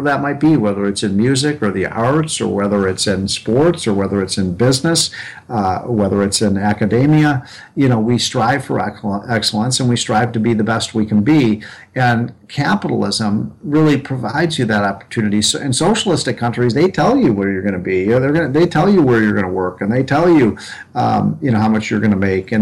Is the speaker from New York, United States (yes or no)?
no; Illinois, United States; my home state of Illinois